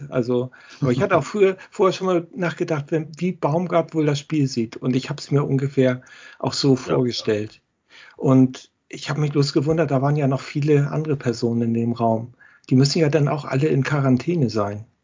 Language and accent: German; Hamburg, Germany; ich komme wie du auch aus Hamburg und bin seltener in Müngersdorf